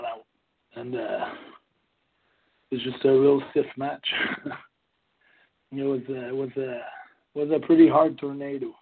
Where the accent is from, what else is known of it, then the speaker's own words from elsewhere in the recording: Montreal, Quebec, Canada; English is a second language; in my hometown